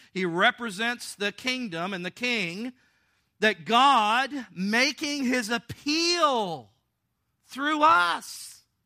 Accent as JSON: {"language": "English", "region": "the South", "country": "United States", "said": "I'm from the South."}